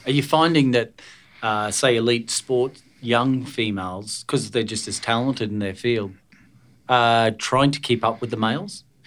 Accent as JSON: {"language": "English", "region": "Queensland", "country": "Australia", "tie": "born or raised there", "also_born_or_lived": "Scotland", "said": "I came from Scotland originally as a young boy. And growing up here in Queensland"}